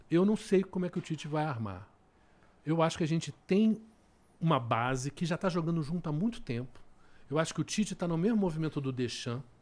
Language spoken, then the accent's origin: Portuguese; Brazil; Nós somos brasileiros